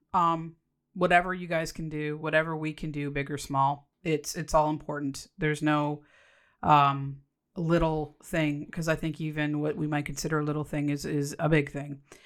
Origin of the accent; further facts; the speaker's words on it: Canada; So, yes, I'm Canadian